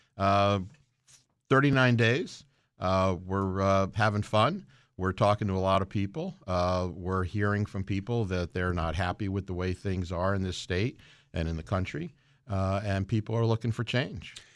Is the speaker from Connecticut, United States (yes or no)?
yes; Stratford, Connecticut, United States; in Stratford, my hometown